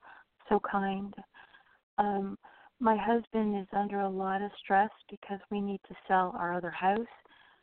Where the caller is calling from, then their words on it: Orlando, Florida, United States; I'm calling from Orlando, Florida.